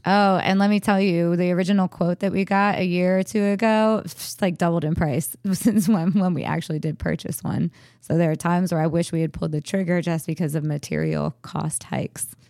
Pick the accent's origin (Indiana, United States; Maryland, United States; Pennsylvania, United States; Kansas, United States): Maryland, United States; Frederick; moved away as an adult; I was ready to move back to my hometown